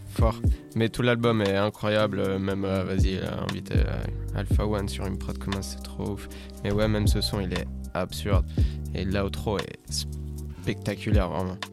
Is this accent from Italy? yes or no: yes; Rome, Lazio, Italy; moved away as an adult; moi, je suis né à Rome, j'ai grandi à Rome jusqu'à mes 18 ans